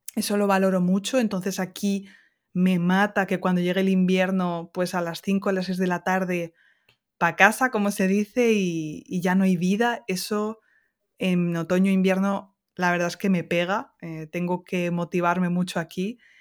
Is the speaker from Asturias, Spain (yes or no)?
no; Castilla-La Mancha, Spain; moved away as an adult; now in Alsace, France; extraño muchísimo el sol y el cielo azul de la Mancha, que aquí en Alsacia la mitad del año está cubierto